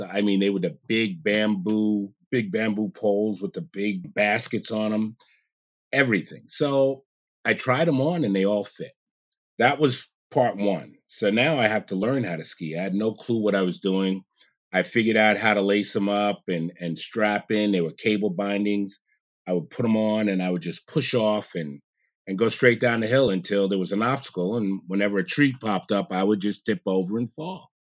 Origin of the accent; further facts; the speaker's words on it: New York City, New York, United States; also born or lived in Big Indian, New York; I grew up in Jamaica, Queens, in New York. and around ten years old, my parents, they moved us up, upstate New York